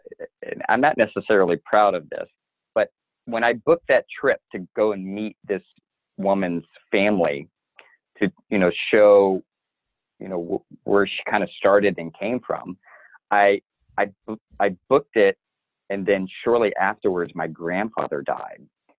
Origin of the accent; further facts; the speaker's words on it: South Carolina, United States; also born or lived in East Coast, United States; Yeah, so I was a Navy brat. So we moved up and down the East Coast a lot, but my parents settled just outside of Charleston, South Carolina. So that's where I went to high school.